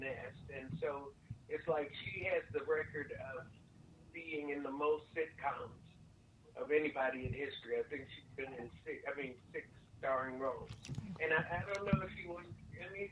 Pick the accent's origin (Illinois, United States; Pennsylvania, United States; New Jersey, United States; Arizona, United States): Illinois, United States; Chicago; moved away as an adult; also born or lived in Los Angeles; I was a comedian from Chicago